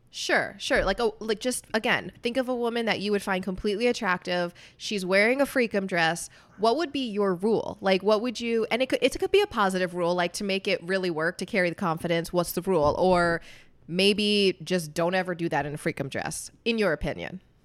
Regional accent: United States; I'm not white. I'm Puerto Rican. I was born in America

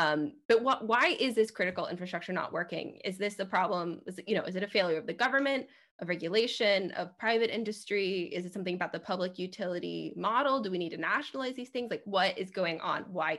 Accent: Half Moon Bay, California, United States; moved away; I'm from Half Moon Bay, which is on the coast.

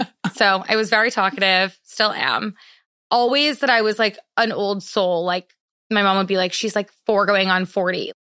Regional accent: Madison, Wisconsin, United States; moved away; I grew up in Madison, Wisconsin

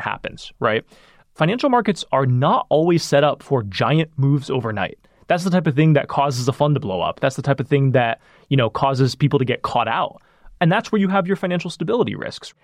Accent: Sacramento, California, United States; where I grew up in Sacramento

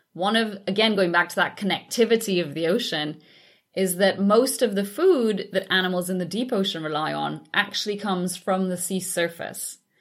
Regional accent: Trinidad & Tobago; moved away; growing up in the Caribbean

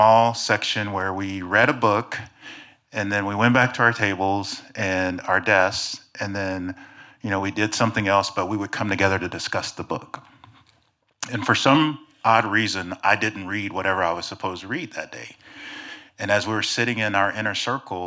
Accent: Oklahoma City, Oklahoma, United States; growing up in Oklahoma City in the early 70s

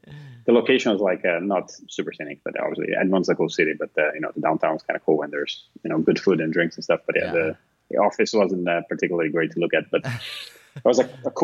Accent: Brazil; moved away as an adult; also born or lived in Finland; now in Portugal; I'm originally from Brazil

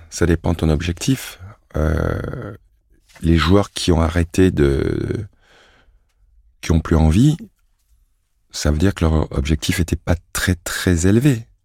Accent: France; also born or lived in Cameroon; je suis français, mm. et pas de stress, je suis français, mais je suis aussi camerounais.

